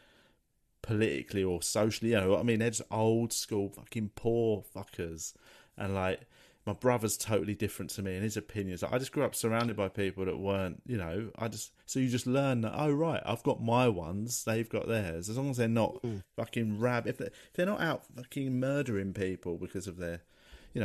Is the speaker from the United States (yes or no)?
no; London, United Kingdom; I grew up in Tooting, surrounded by all sorts of people